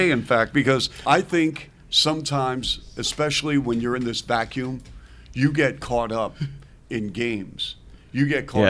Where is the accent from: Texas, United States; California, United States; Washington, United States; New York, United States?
Washington, United States; Seattle; now in Chicago, United States; So in Seattle, when I was growing up, we had this Pike Place Market.